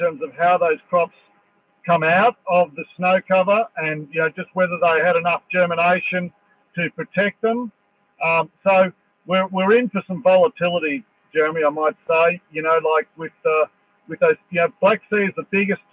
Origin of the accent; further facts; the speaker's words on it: Dubbo, New South Wales, Australia; I come from Dubbo